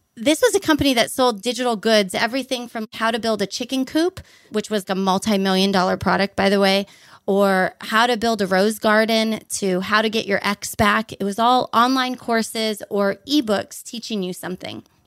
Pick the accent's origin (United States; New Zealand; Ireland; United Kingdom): United States; Honolulu, Hawaii; moved away as an adult; also born or lived in Boise, Idaho; now in Portugal; I grew up on about a thirty-three-foot sailboat in Honolulu, Hawaii.